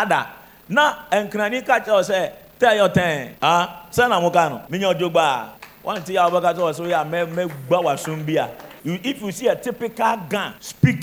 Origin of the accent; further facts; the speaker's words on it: Koforidua, Eastern Region, Ghana; I come from Koforidia, Koftown